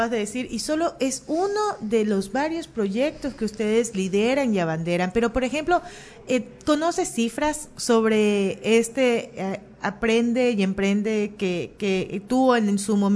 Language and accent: Spanish; Guayaquil, Guayas, Ecuador; born there; pero nací en Guayaquil y yo no puedo andar sin GPS.